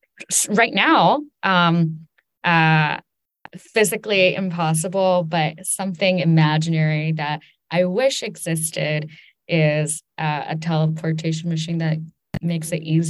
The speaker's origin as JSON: {"language": "English", "country": "China", "tie": "born or raised there", "also_born_or_lived": "New York, United States", "said": "I grew up in China and also on the East Coast, in and near New York."}